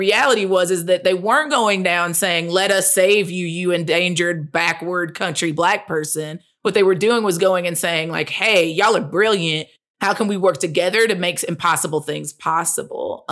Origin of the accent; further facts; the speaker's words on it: Chattanooga, Tennessee, United States; also born or lived in Chicago; I was born in Chattanooga, Tennessee, which is in the Tennessee River Valley.